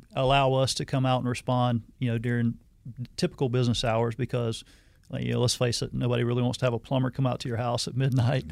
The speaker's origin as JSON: {"language": "English", "town": "Hazelhurst", "region": "Georgia", "country": "United States", "tie": "born or raised there", "also_born_or_lived": "Arizona", "moved": "as an adult", "said": "I'm originally from South Georgia, a little small town in South Georgia, Hazelhurst, Georgia. Um, left after high school"}